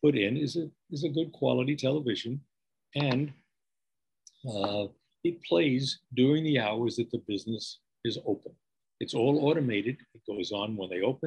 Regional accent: New York, United States; accent: New York; moved away as an adult; also born or lived in California; now in Long Beach, United States; my accent belies the fact that I'm an Easterner. I mean, you can't ever lose your New York accent, even though I haven't been in New York in over 40 years

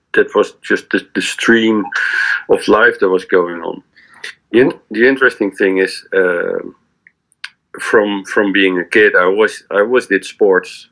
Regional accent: Leiden, South Holland, Netherlands; I grew up in Leiden, which is which is the, one of the university cities in Holland

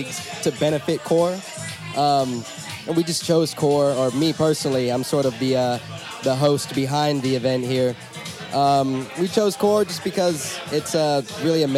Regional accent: Winston-Salem, North Carolina, United States; What's your hometown? In Winston-Salem, North Carolina.

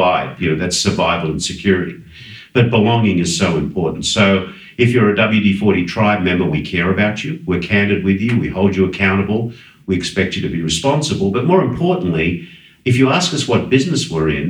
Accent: Sydney, New South Wales, Australia; moved away; I was born in Sydney, Australia, as some of you might get from my accent.

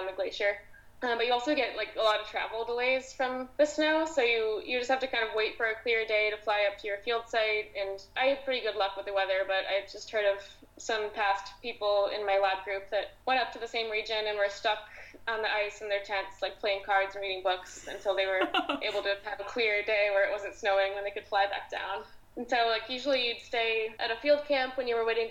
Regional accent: Syracuse, New York, United States; moved away as an adult; now in Houston, United States; my hometown, like around Syracuse

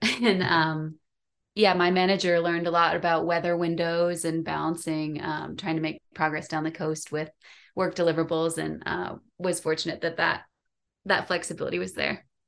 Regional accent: Michigan, United States; moved away; also born or lived in San Francisco Bay Area; I grew up in Michigan, so I could swim before I could walk.

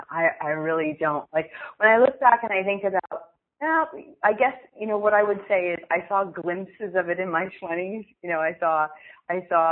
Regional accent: Pennsylvania, United States; moved away as an adult; also born or lived in Newark, New Jersey; growing up in Pennsylvania

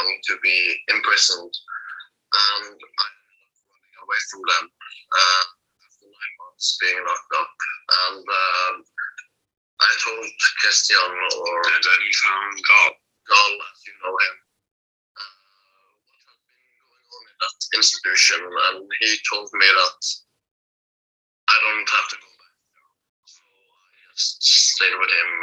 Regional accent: Bergen, Vestland, Norway; also born or lived in Tønsberg; They force moved me from my hometown Bergen, where I'm now, to a town called Tønsberg, which is on the east side of Norway.

